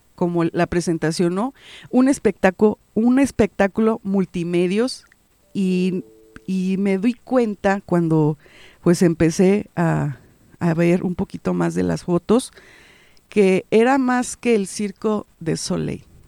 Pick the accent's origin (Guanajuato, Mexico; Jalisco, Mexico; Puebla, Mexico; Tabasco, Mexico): Guanajuato, Mexico; la cultura de nuestro estado de Guanajuato